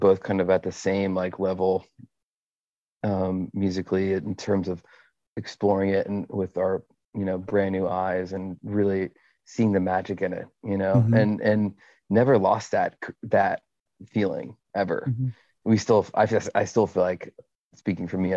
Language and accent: English; Seabrook, Texas, United States; also born or lived in Houston, Texas; now in Austin, United States; I was born in Houston. And raised in a city called Seabrook, which is just outside of Houston.